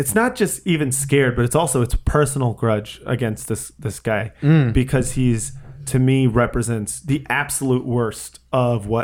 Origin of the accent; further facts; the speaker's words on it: United States; as an American